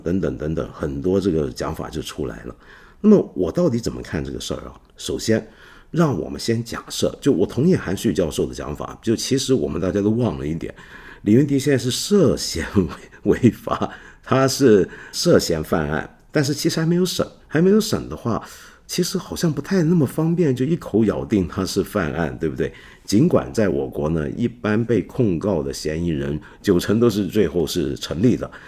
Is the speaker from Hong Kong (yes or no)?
yes; Hong Kong; 我们香港人